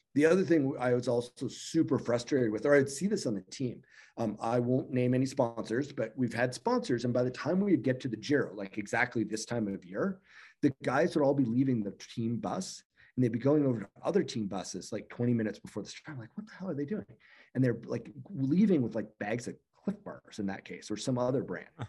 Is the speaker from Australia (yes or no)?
no; Canada; I'm from Canada